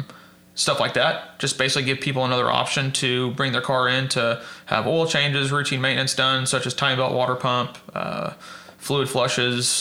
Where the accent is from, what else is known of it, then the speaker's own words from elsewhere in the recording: Edmond, Oklahoma, United States; Born and raised in Edmond, Oklahoma